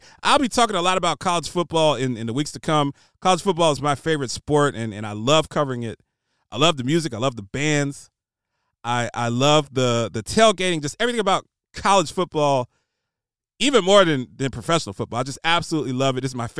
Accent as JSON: {"language": "English", "town": "Columbus", "region": "Ohio", "country": "United States", "tie": "born or raised there", "said": "I grew up in Columbus."}